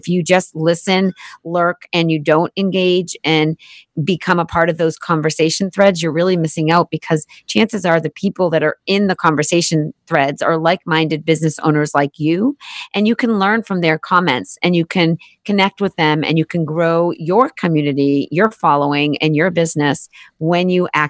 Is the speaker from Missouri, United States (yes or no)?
no; Boston, Massachusetts, United States; we're both from Boston.